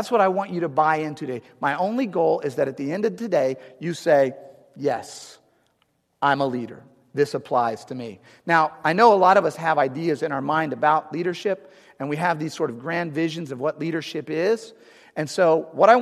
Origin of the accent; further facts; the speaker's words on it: St. Louis, Missouri, United States; moved away as an adult; also born or lived in Arizona; now in St. Louis, United States; I'm from St. Louis originally, but I live in Arizona, but I want to get back